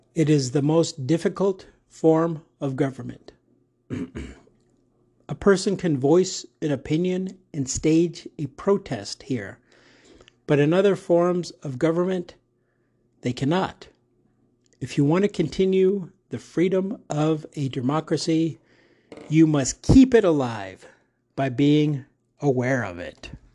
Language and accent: English; United States; also born or lived in Arizona; I am in America. I'm in Arizona, and I'm unapologetically American, American pride